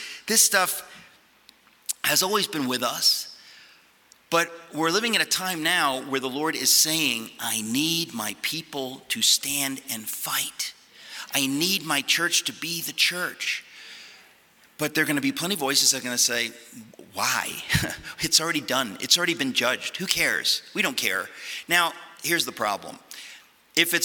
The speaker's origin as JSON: {"language": "English", "country": "United States", "tie": "born or raised there", "also_born_or_lived": "Connecticut", "said": "I grew up in New York and Connecticut"}